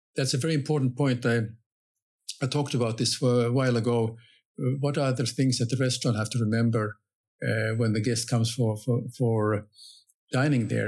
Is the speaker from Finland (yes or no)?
yes; Finland; I'm coming from Finland